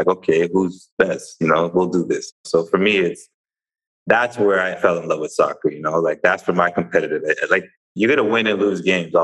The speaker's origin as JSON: {"language": "English", "town": "Brampton", "region": "Ontario", "country": "Canada", "tie": "born or raised there", "moved": "yes", "said": "I'm from Toronto. I tell that to people who aren't from the area, but people that are familiar with the area, I'm from a place called Brampton, which is west of downtown Toronto"}